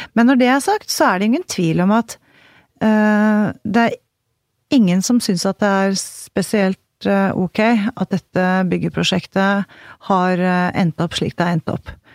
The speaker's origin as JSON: {"language": "Norwegian", "town": "Haga", "country": "Norway", "tie": "born or raised there", "also_born_or_lived": "Bærum", "said": "Eh, på det lille stedet Haga"}